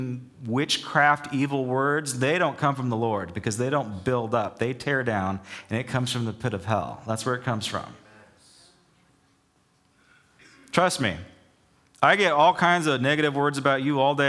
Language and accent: English; Southern California, United States; also born or lived in Charleston, South Carolina; growing up in Southern California